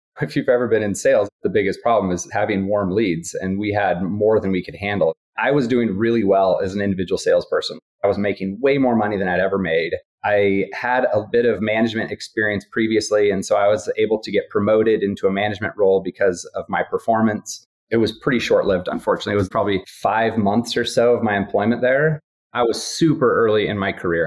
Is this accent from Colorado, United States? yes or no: yes; Steamboat Springs, Colorado, United States; moved away; also born or lived in East Coast; I'm originally from Steamboat Springs. It was fun landing at my home airport to visit some family